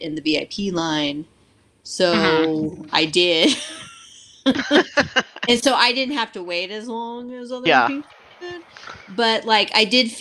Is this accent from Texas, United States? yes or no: yes; Houston, Texas, United States; now in Austin, United States; I'm originally from the Houston area